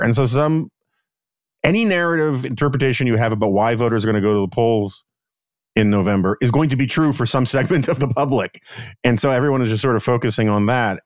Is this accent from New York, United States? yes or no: yes; New York City, New York, United States; I'm from New York